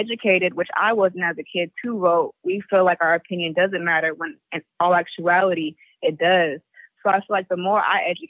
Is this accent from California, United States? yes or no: yes; the Bay Area, California, United States; I'm from the Bay.